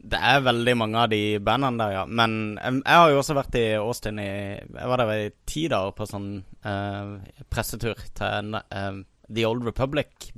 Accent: Kristiansand, Agder, Norway; moved away; jeg var hjemme i Kristiansand i sommer

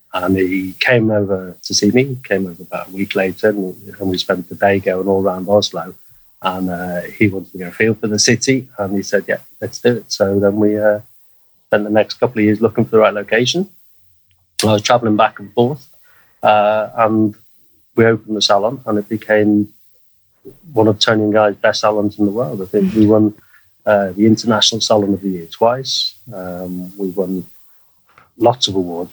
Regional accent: Liverpool, North West England, United Kingdom; moved away as an adult; also born or lived in Spain; now in Norway; I grew up in Liverpool in the 1970s and 1980s

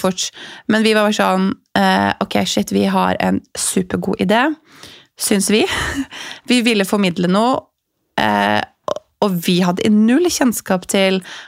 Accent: Larvik, Vestfold, Norway; Jeg vokste opp i, i Larvik

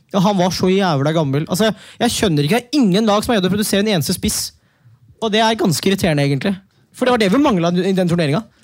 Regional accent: Manisa, Turkey; also born or lived in Norway; now in Oslo, Norway; Ja, jeg er jo fra Manisa

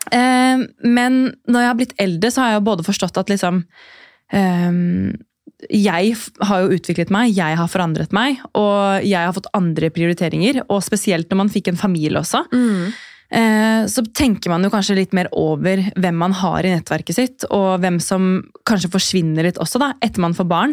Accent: Drammen, Buskerud, Norway; moved away as an adult; now in Oslo, Norway; Jeg er fra Drammen eh, og har bodd i Oslo snart i ti år.

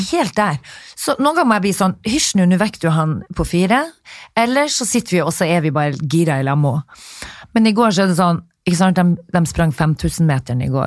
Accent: Narvik, Nordland, Norway; moved away; Det er faen ikke alle som eh, vet at jeg er fra Narvik og Bannes!

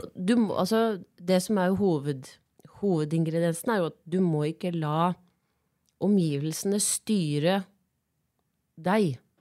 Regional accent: Biri, Innlandet, Norway; also born or lived in Gjøvik

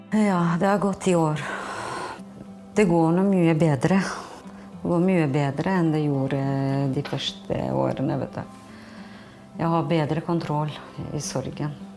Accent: Kosovo; now in Fredrikstad, Norway; Vi er fra Kosovo

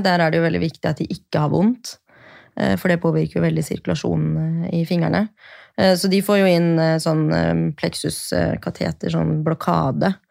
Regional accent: Bærum, Akershus, Norway; moved away as an adult; now in Oslo, Norway; jeg er fra Bærum

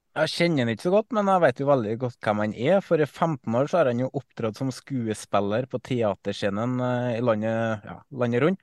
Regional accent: Trøndelag, Norway; som trønder

